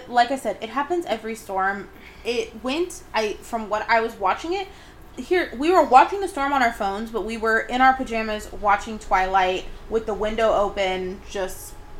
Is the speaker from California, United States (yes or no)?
yes; Southern California, United States; we are from Southern California.